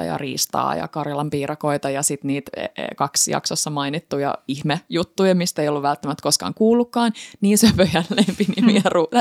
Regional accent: Häme, Finland; Hämeestä, eli mistä mä oon kotoisin

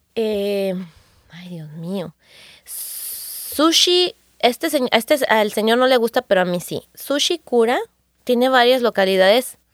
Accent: Guadalajara, Jalisco, Mexico; now in Los Angeles, United States; me voy a tener que regresar yo a mi tierra, rancho

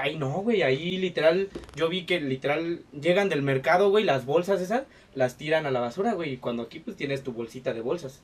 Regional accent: Mexico; aquí siendo mexicanos

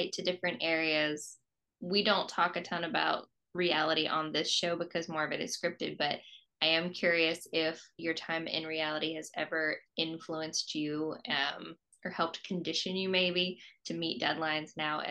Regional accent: Roanoke, Virginia, United States; I grew up in Roanoke.

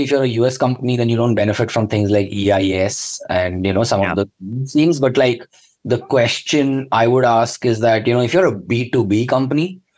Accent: Hyderabad, Telangana, India; moved away as an adult; also born or lived in Kashmir / Bangalore; now in London, United Kingdom; I grew up in Hyderabad. So even though I'm from Kashmir originally, which is the northernmost state, because I did all my schooling, my Telugu is better than my Kashmiri

